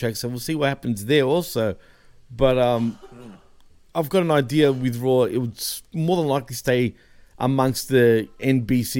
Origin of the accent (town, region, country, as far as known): Australia